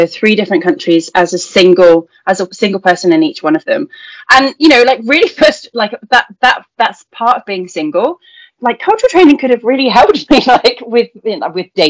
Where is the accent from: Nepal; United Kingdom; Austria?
United Kingdom; moved away as an adult; also born or lived in Taiwan; as a British person